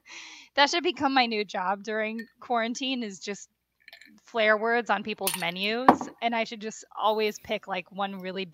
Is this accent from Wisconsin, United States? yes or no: yes; Wisconsin, United States; growing up in Wisconsin.